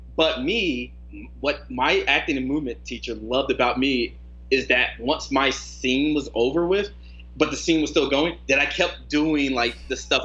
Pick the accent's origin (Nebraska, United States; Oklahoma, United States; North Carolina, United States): North Carolina, United States; now in Arizona, United States; I grew up in North Carolina